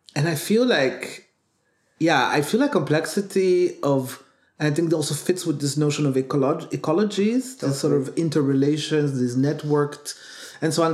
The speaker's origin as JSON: {"language": "English", "country": "Burundi", "said": "I come from Burundi"}